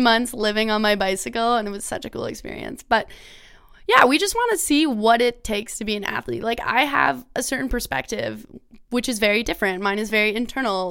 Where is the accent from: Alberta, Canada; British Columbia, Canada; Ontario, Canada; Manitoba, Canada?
Ontario, Canada; I grew up in Ontario